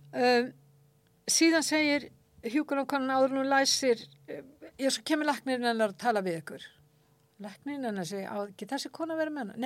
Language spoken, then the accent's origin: Icelandic; Akranes, Western Region, Iceland; þegar ég bjóð upp á Akrænsi, ég hef verið svona 11 ára 11-12 ára